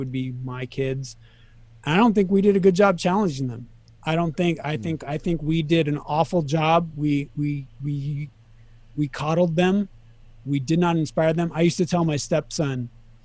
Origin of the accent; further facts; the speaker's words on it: Sacramento, California, United States; moved away as an adult; also born or lived in Reno, Nevada / Kansas City / Las Vegas; I grew up in Sacramento, and I was there until I was 24.